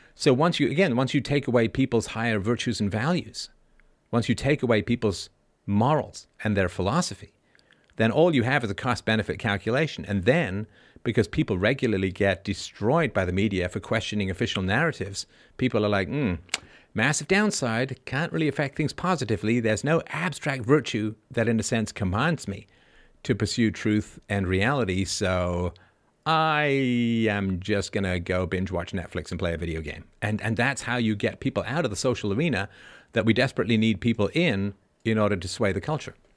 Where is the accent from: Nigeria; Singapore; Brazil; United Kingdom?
United Kingdom; England; also born or lived in Ireland; I was born in Ireland. I grew up in England